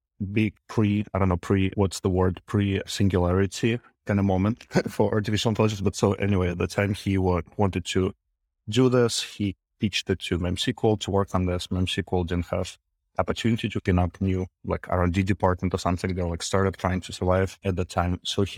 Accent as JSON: {"language": "English", "region": "Minsk", "country": "Belarus", "lives_now": "San Francisco, United States", "said": "Yeah, I'm from Minsk, from Belarus. I've been to Kharkiv once, just passing by."}